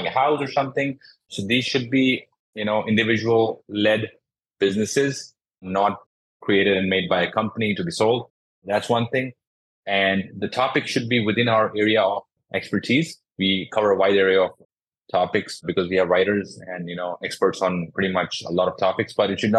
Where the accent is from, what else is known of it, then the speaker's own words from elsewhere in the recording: Jodhpur, Rajasthan, India; I'm from India, from a city called Jodhpur